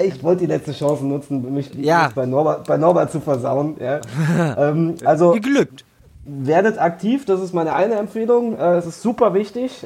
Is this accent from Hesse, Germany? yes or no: yes; Frankfurt, Hesse, Germany; als Frankfurter